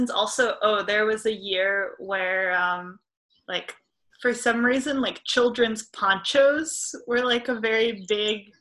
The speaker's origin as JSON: {"language": "English", "town": "Hartford", "region": "Connecticut", "country": "United States", "tie": "born there", "said": "I was born in Hartford, Connecticut."}